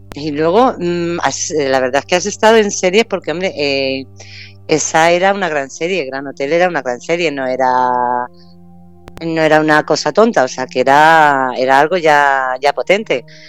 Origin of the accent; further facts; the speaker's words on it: Castilla-La Mancha, Spain; por ser manchega